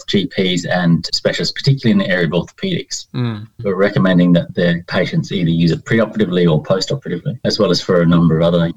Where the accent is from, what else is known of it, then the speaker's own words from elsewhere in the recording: Sydney, New South Wales, Australia; accent: Australian; moved away as an adult; also born or lived in Winchester, United Kingdom; now in United Kingdom; I grew up in Sydney